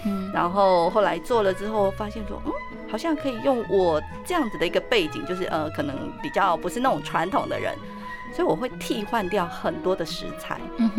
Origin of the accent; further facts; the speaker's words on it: Taipei, Taiwan; moved away as an adult; now in Yilan, Taiwan; 国小就已经到台北